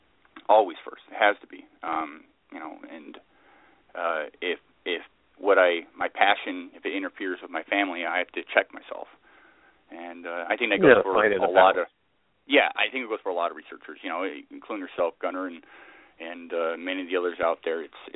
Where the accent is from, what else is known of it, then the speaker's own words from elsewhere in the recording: Glasgow, Scotland, United Kingdom; also born or lived in Salinas, California, United States / Islay, Scotland; Well, I was born in Scotland. I was born basically Glasgow, and I lived in Scotland for a number of years, and then we moved to the States, lived in Salinas for a while, Salinas, California, and ended up in the 80s moving back to Scotland.